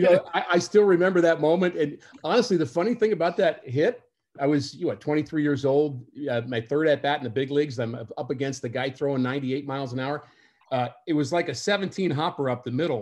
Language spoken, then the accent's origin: English; New York, United States; I was a young guy growing up in New York